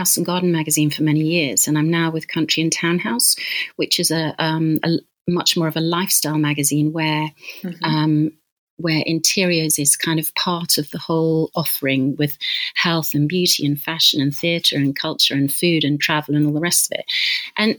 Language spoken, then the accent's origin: English; Leamington Spa, West Midlands, United Kingdom; I grew up in Leamington Spa in Warwickshire